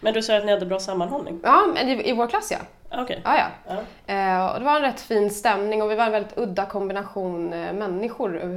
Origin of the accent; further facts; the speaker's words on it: Stockholm, Stockholm County, Sweden; Jag är från Stockholm.